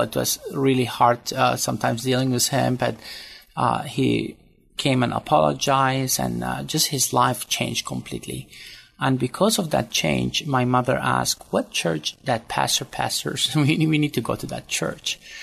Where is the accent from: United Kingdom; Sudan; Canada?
Sudan; moved away; also born or lived in Syria (ancestry); I was born in Sudan and uh, but to a Catholic family